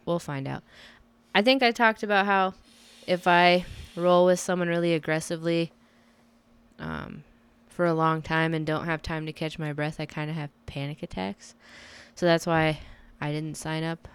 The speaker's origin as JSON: {"language": "English", "country": "United States", "said": "I'm American as fuck"}